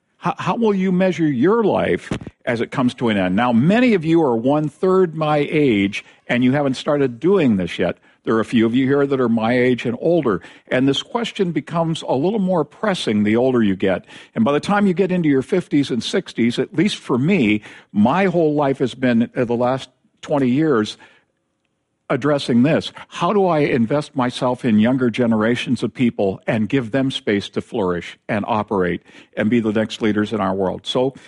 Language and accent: English; Tacoma, Washington, United States; I have friends where I grew up in University Place in Tacoma.